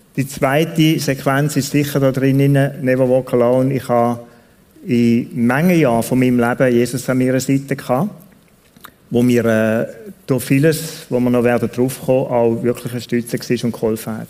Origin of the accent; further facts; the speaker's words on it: Switzerland; Ich bin in Tunia aufgewachsen zum grossen Teil